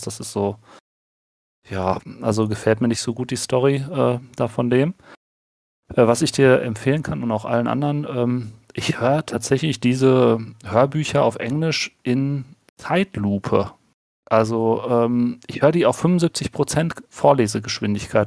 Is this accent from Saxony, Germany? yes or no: no; Ruhr area, North Rhine-Westphalia, Germany; accent: Ruhrpott; bei uns im Ruhrpott, äh, Ruhrpott ihr hört es ja so ein bisschen auch am Akzent